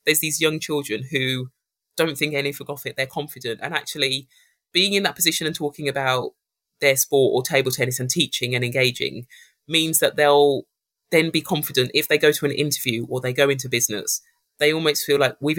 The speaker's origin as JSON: {"language": "English", "town": "Birmingham", "region": "West Midlands", "country": "United Kingdom", "tie": "born or raised there"}